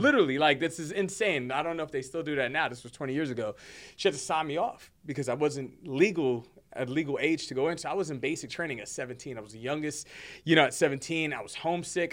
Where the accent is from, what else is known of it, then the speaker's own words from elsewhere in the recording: Hoboken, New Jersey, United States; also born or lived in Bronx, New York; now in Fort Worth, United States; born and raised in Jersey. I'm a Jersey boy